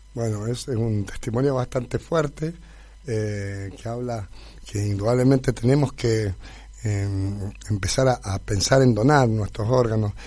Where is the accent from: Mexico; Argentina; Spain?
Argentina; nosotros los argentinos